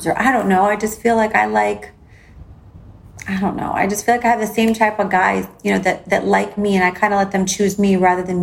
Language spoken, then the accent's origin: English; Chicago, Illinois, United States; now in Miami, United States; growing up in Chicago, I had like two different like upbringings